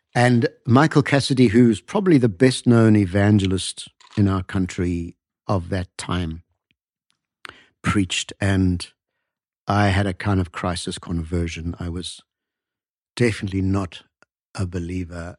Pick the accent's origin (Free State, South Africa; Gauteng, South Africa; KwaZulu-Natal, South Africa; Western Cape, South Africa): KwaZulu-Natal, South Africa; north of Durban, KwaZulu-Natal sugar belt, South Africa; I grew up about 100 kilometers north of there on a sugarcane farm